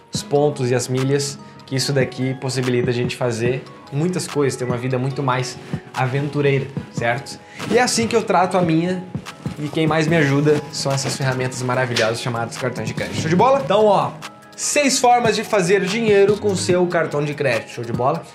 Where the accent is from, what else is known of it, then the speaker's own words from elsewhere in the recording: Porto Alegre, Rio Grande do Sul, Brazil; now in Indaiatuba, Brazil; eu sou lá de Porto Alegre, tá bom? Sou gaúcho, mas tô morando aqui.